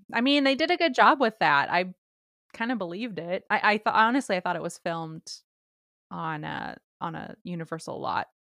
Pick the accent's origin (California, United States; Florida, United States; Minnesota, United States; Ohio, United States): California, United States; I'm from California